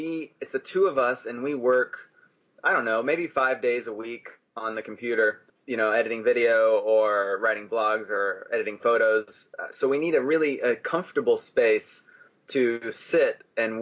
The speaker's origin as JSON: {"language": "English", "region": "Texas", "country": "United States", "tie": "born or raised there", "moved": "as an adult", "said": "we grew up in Texas"}